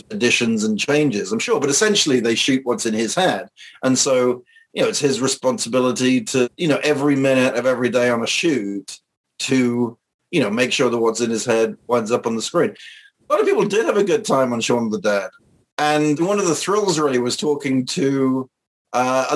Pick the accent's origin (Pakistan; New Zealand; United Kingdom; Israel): United Kingdom; Wells, South West England; moved away; I grew up in Wells